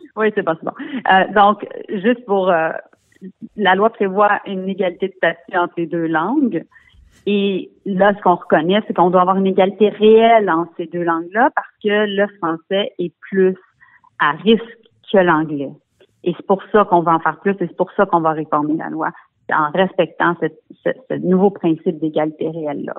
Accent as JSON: {"language": "French", "town": "Montreal", "region": "Quebec", "country": "Canada", "said": "je suis montréalaise, euh, je suis députée montréalaise"}